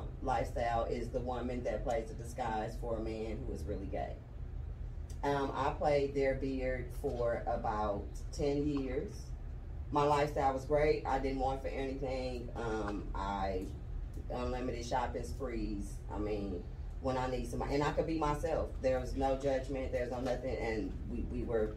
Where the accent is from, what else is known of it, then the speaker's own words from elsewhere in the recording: Oakland, California, United States; moved away as an adult; now in Georgia, United States; I'm from Cali, where it was normal